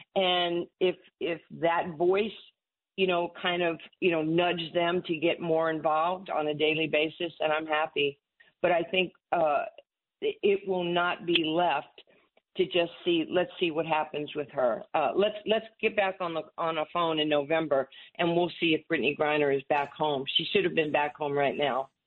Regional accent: New York City, New York, United States; Growing up in Far Rock

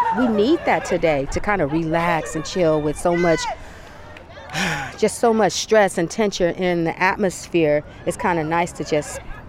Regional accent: Flint, Michigan, United States; now in Bay Area, United States; And I'm an African American. I grew up on gospel. I grew up on R&B. I'm from Flint.

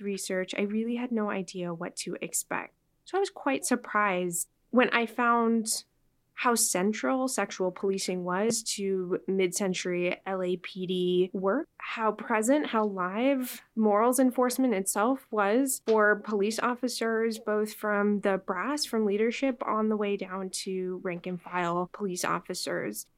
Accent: Los Angeles, California, United States; moved away; I was born and raised in Los Angeles

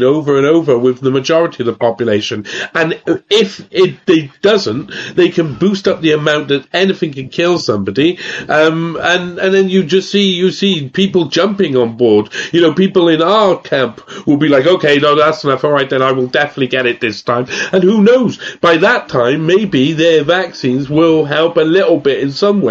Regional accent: Wales, United Kingdom; I'm Welsh

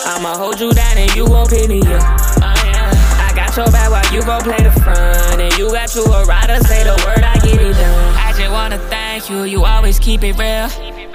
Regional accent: California, United States; I grew up in Cali, and then my mom's job.

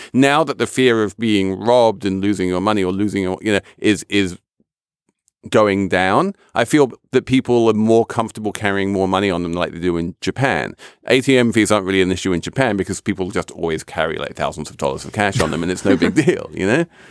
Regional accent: England, United Kingdom; moved away as an adult; now in United States; I'm English. I know this system very well, and I was shocked when I moved to the U S

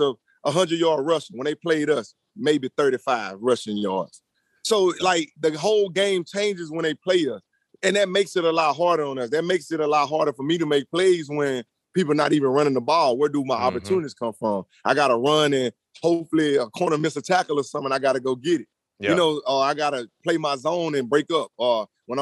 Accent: New Orleans, Louisiana, United States; moved away; we went down there to my hometown

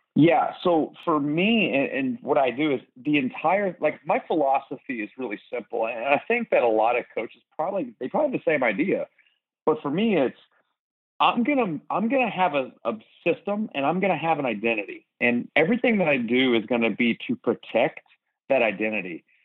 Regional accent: Philadelphia, Pennsylvania, United States; now in Texas, United States; I grew up in Philadelphia

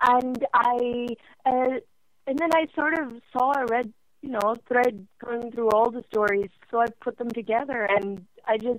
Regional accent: Norway; English is a second language; I actually live in Norway. I'm born and brought up here.

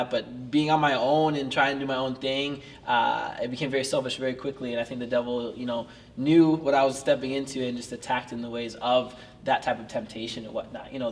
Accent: Papua New Guinea; growing up in Papua New Guinea, uh, the spiritual world and warfare out there is unreal.

